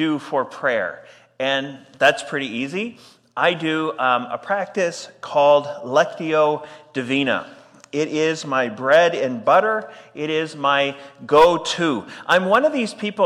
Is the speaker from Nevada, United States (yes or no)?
no; Texas, United States; moved away as an adult; now in Edmonton, Canada; I am from Texas, but I married a Canadian, and so that is the very clear reason why I am here